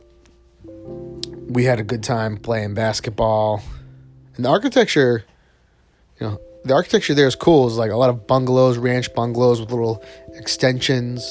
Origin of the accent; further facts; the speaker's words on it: Northeast, United States; I'm from the Northeast